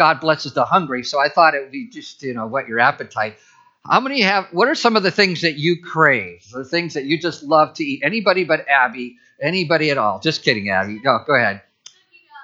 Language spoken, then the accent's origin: English; Midwest, United States; moved away; I grew up in the Midwest